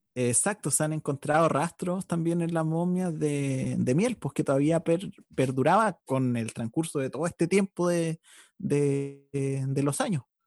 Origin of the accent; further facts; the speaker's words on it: Chile; nuestra historia como, como chilenos